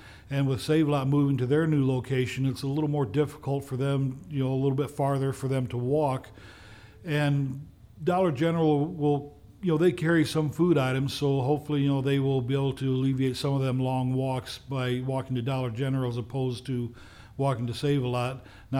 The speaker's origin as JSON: {"language": "English", "town": "Kewaunee", "region": "Wisconsin", "country": "United States", "tie": "born or raised there", "said": "I was born and raised here in Kewaunee, you know, and I love this city. This is going to be home for me, you know, for the rest of my life."}